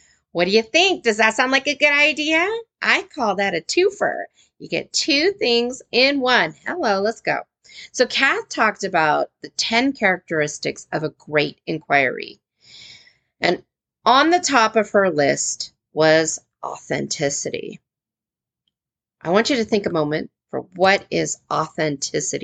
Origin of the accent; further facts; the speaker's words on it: United States; as an American teacher